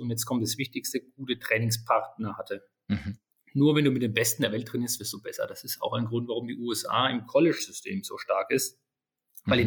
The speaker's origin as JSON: {"language": "German", "town": "Würzburg", "region": "Bavaria", "country": "Germany", "tie": "born or raised there", "said": "42 Jahre alt, geboren in Würzburg."}